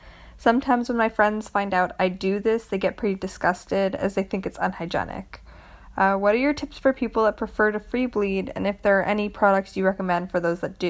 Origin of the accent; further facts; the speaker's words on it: Toronto, Ontario, Canada; I'm from Toronto.